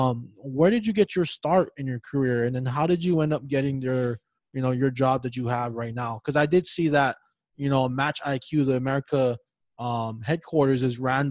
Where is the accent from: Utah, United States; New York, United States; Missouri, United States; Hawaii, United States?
Hawaii, United States; my home state of Hawaii.